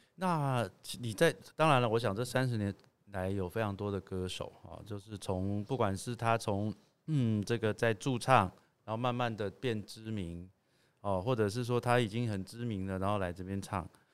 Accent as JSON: {"language": "Chinese", "town": "Taipei", "country": "Taiwan", "tie": "born or raised there", "said": "我是台北人，哈，从小也是住在台北"}